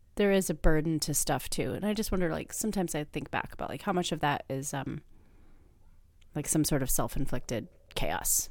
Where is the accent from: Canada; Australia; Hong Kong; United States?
United States; Midwest; moved away; I am from the Midwest